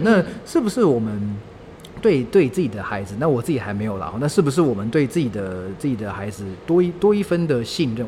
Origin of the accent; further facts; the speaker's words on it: Taichung, Taiwan; moved away; 我老家在台中嘛